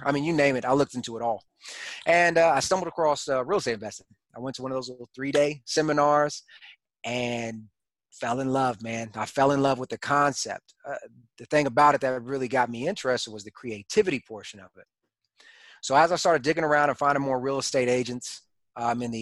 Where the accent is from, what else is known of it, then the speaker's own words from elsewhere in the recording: Killeen, Texas, United States; moved away as an adult; also born or lived in Houston, Texas; now in Fayetteville, United States; I'm originally from Texas, born and raised. I actually grew up in a small town called Killeen, Texas